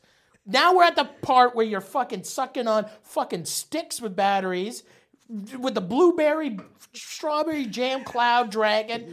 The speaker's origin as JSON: {"language": "English", "town": "St. Thomas", "region": "Ontario", "country": "Canada", "tie": "born or raised there", "also_born_or_lived": "Nova Scotia", "said": "we moved from Nova Scotia to fucking Saint Thomas, Ontario. Small fucking buttfuck town"}